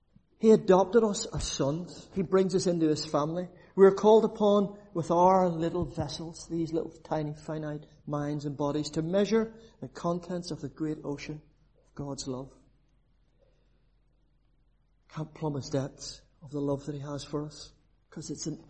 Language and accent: English; Belfast, Northern Ireland, United Kingdom; now in Cork, Ireland; I'm actually down in Cork. I'm originally from the Shankill.